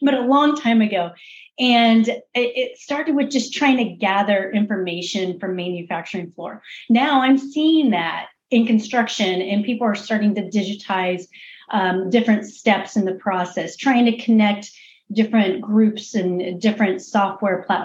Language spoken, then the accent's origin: English; Missouri, United States; I'm actually from Missouri. So I'm from the show me state.